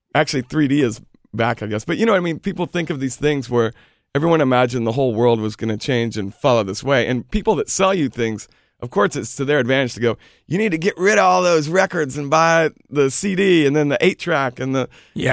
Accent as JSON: {"language": "English", "town": "Houston", "region": "Texas", "country": "United States", "also_born_or_lived": "Austin, Texas", "moved": "yes", "lives_now": "New York, United States", "said": "I'm originally from Houston"}